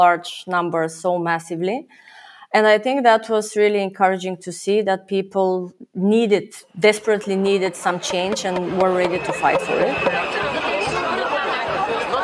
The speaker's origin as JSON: {"language": "English", "town": "Burgas", "region": "Burgas Province", "country": "Bulgaria", "moved": "as an adult", "lives_now": "Netherlands", "said": "I come from Bulgaria, from the town of Burgas, which is on the Black Sea coast in the eastern part of the country."}